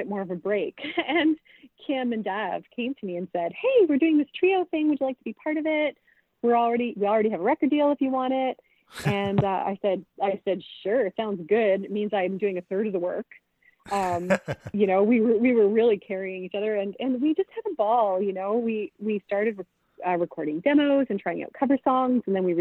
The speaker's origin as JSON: {"language": "English", "region": "Prince Edward Island", "country": "Canada", "also_born_or_lived": "British Columbia", "moved": "yes", "said": "I'm from PEI"}